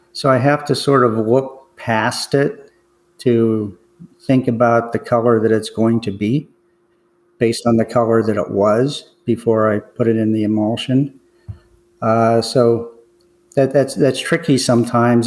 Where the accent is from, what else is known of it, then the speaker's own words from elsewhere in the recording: McKeesport, Pennsylvania, United States; grew up in a, a, suburb of Pittsburgh called McKeesport